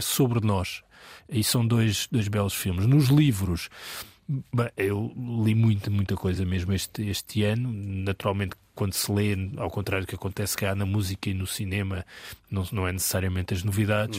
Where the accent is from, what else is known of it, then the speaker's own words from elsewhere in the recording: Portugal; todos que somos portugueses